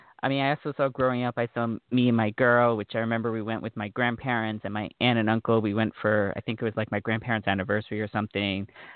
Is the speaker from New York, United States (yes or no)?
yes; Long Island, New York, United States; I grew up on Long Island in New York, about 30 minutes outside of New York City.